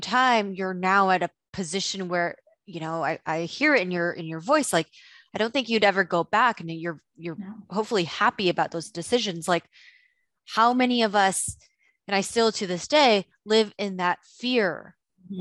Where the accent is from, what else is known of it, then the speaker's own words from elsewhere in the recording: Indonesia; moved away; I didn't grow up in the States, I grew up in Indonesia